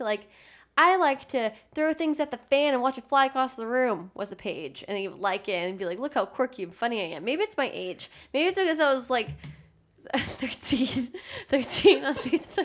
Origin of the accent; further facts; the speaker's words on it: San Antonio, Texas, United States; also born or lived in Austin, Texas; I was growing up in San Antonio, Texas